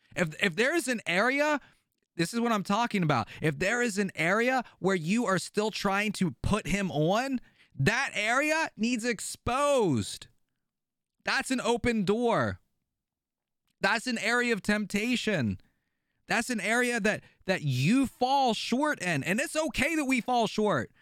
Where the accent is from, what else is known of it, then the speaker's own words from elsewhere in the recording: Pennsylvania, United States; I'm from Pennsylvania.